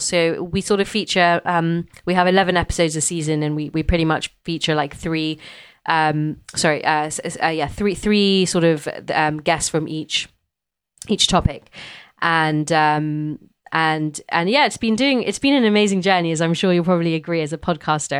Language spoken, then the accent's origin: English; London, United Kingdom; growing up in London